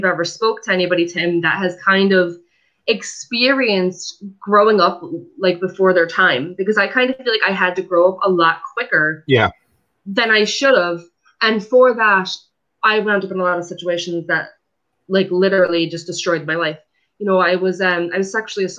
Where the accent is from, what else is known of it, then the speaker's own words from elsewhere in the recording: Fair Lawn, New Jersey, United States; I'm originally from New Jersey. Was born and raised in a town called Fairlawn